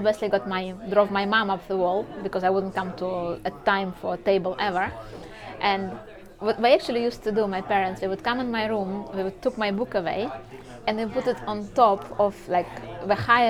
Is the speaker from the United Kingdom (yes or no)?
no; Saint Petersburg, Russia; moved away as an adult; I just got incredibly lucky to be born and raised in St. Petersburg